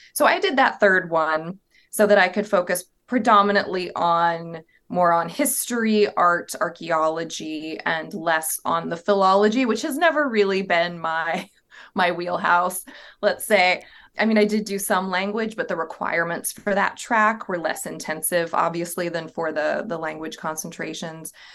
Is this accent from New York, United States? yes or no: no; Southern Virginia, United States; I grew up in a small town in Southern Virginia